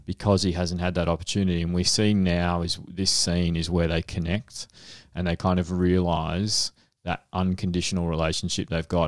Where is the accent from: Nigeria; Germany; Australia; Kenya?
Australia; Frankston, Victoria; where I grew up in Frankston